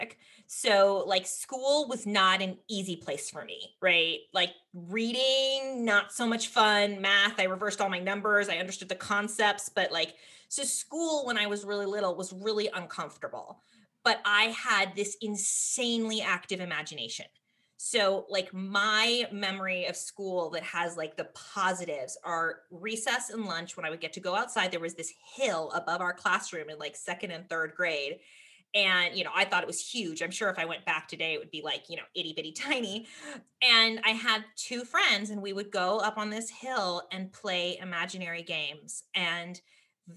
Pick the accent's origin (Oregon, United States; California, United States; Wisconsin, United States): California, United States; Berkeley; I grew up in Berkeley, California